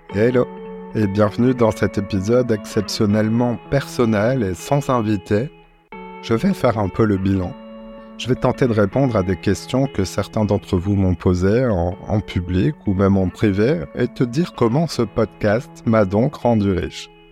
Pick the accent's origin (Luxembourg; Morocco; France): France; Marseille, Provence-Alpes-Côte d'Azur; also born or lived in Paris; je suis un Marseillais. Euh, je partage mon temps entre Paris euh, et, la cité phocéenne euh, où je suis né.